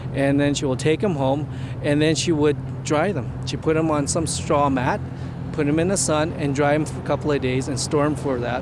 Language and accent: English; Edmonton, Alberta, Canada; I was born here in Edmonton